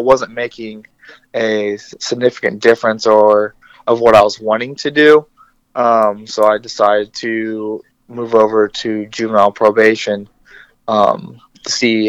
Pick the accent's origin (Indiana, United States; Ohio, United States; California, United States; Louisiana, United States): Indiana, United States; Rochester; also born or lived in Alaska / Colorado; I grew up in Rochester, Indiana. It is a non-diverse community.